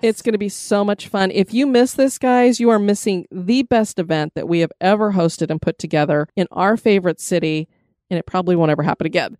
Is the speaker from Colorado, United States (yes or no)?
yes; Colorado, United States; I come from Colorado, which has planes